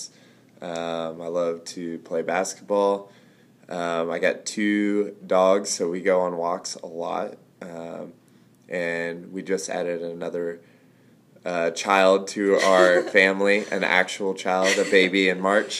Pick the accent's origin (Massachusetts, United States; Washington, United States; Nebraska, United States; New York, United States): Nebraska, United States; Ord; I grew up in Ord, Nebraska.